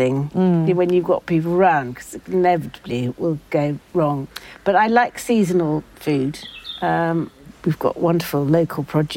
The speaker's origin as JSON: {"language": "English", "country": "United Kingdom", "said": "We're very British."}